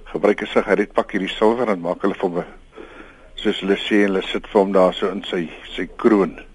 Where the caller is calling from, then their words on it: Western Cape, South Africa; van die Weskus.